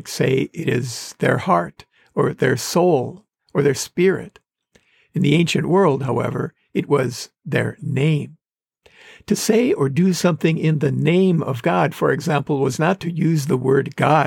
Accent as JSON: {"language": "English", "region": "Wisconsin", "country": "United States", "tie": "born or raised there", "moved": "yes", "said": "the homes we lived in growing up in Wisconsin"}